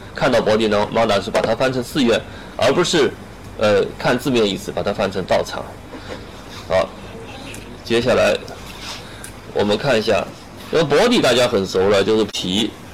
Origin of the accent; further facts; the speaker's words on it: China; 我们中国人